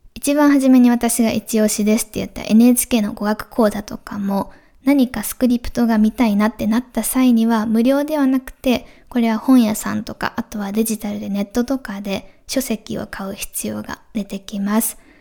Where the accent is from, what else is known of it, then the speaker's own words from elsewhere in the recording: Japan; first language Japanese; 日本語が母語